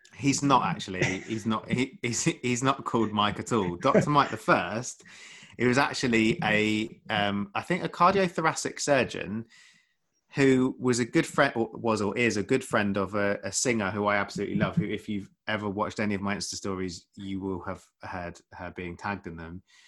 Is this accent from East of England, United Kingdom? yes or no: yes; Essex, East of England, United Kingdom; moved away as an adult; also born or lived in London; now in West Sussex, United Kingdom; I grew up in, I grew up in Essex